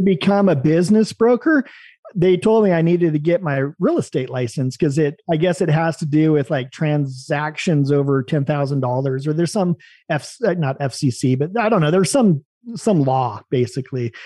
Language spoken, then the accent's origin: English; Salem, Oregon, United States; moved away as an adult; also born or lived in U.S. Virgin Islands / Oahu, Hawaii; I was born in Salem, Oregon